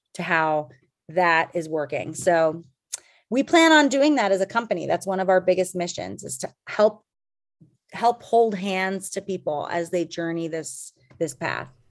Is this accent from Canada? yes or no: yes; Calgary, Alberta, Canada; also born or lived in Boston; now in Los Angeles, United States; I grew up in Calgary, Alberta, which is a cold town